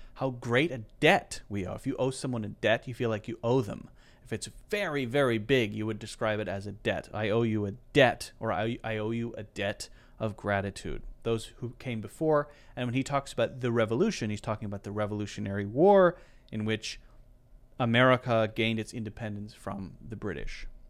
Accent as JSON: {"language": "English", "country": "United States", "said": "I'm American"}